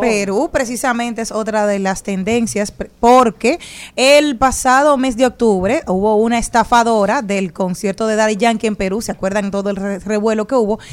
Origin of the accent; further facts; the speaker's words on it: Dominican Republic; somos dominicanos